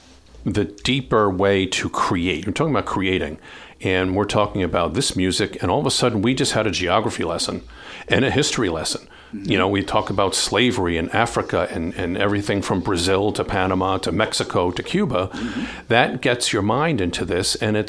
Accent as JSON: {"language": "English", "country": "Ireland", "said": "I'm Irish. We love your food."}